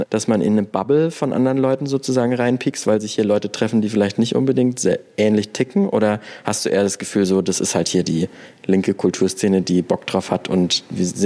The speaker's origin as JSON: {"language": "German", "town": "Mainz", "region": "Rhineland-Palatinate", "country": "Germany", "tie": "born or raised there", "said": "Nee, von außerhalb. Bin in Bretzenheim aufgewachsen."}